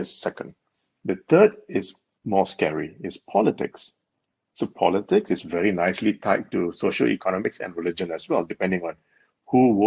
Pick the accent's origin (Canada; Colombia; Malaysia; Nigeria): Malaysia; now in Hong Kong; when I was growing up in Malaysia